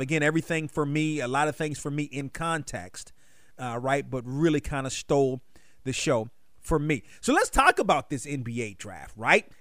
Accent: Washington, District of Columbia, United States; I grew up in Washington.

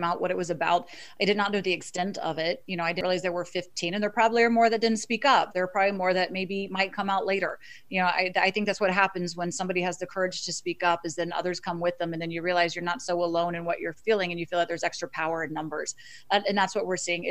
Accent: Florida, United States; moved away as an adult; also born or lived in Miami / New York City / Boston; now in Washington, D.C., United States; I'm originally from Florida

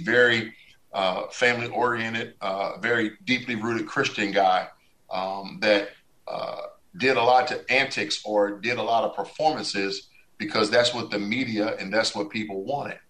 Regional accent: Washington, United States; my hometown Washington uh, uh Redskins

